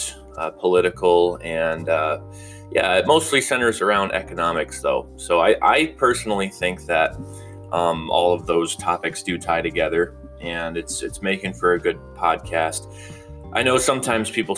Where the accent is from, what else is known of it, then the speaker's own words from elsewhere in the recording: Grand Rapids, Michigan, United States; I'm from Grand Rapids, Grand Haven, Michigan area.